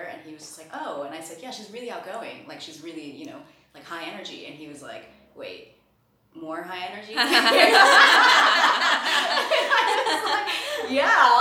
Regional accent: New Jersey, United States; also born or lived in England; now in Germany; I grew up in New Jersey

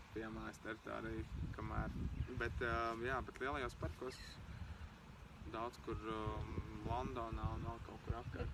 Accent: Kārsava, Latgale, Latvia; moved away as an adult; now in Riga, Latvia; esmu pabeidzis skolu Kārsavā, vidusskolu un uh, arī mūzikas skolu.

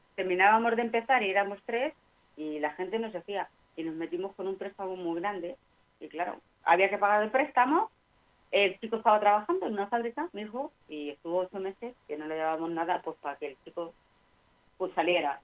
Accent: Extremadura, Spain; moved away; antes en el pueblo en Extremadura

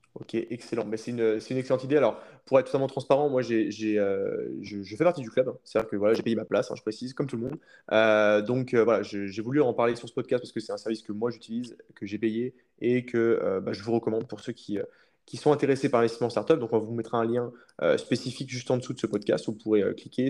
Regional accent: France; quand on est français

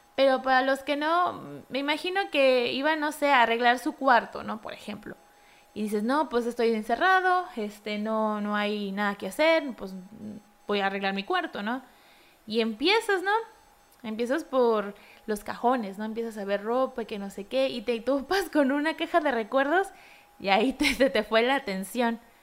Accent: Mexico; como buen mexicano

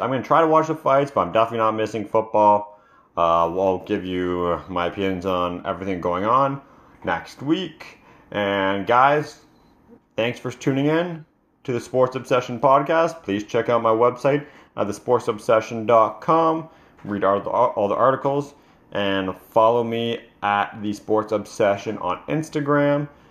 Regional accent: Canada; I'm Canadian

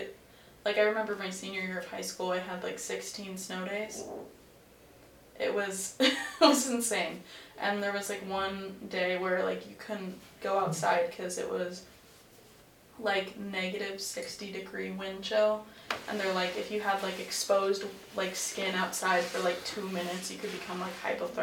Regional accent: Midwest, United States; It's definitely different from where I'm from, because I'm from the Midwest.

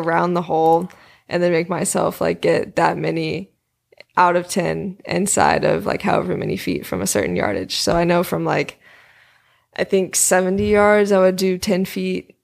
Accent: Indiana, United States; I'm from Indiana

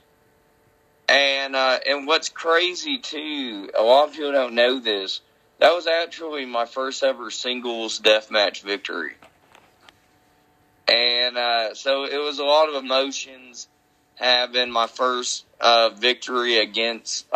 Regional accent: United States; my hometown of Paulding County

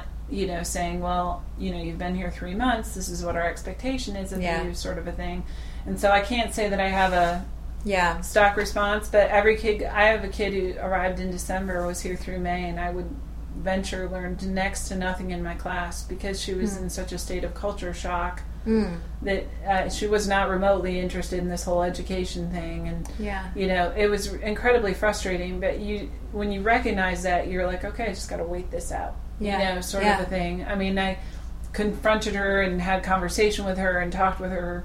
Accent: Holland, Michigan, United States; I've never been to the Netherlands, but I was raised in Holland, Michigan.

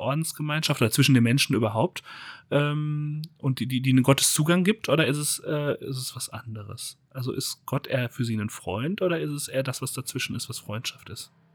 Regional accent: Germany; wir als Deutsche

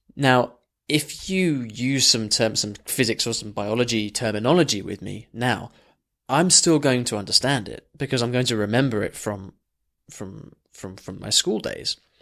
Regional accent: England, United Kingdom; just as English as me

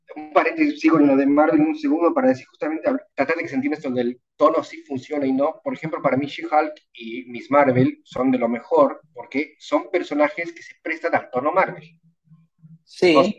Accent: Bolivia; soy boliviano

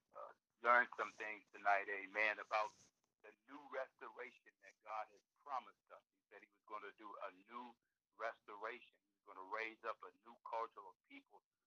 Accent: the South, United States; I grew up in the South grew up in a poor, poverty-stricken family. I grew up on a farm

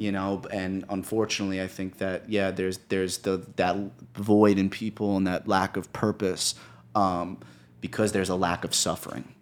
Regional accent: New York City, New York, United States; I come from New York.

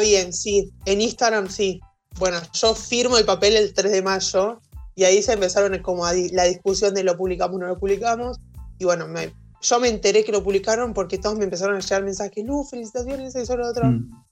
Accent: Lehmann, Santa Fe, Argentina; soy de un pueblito de Santa Fe.

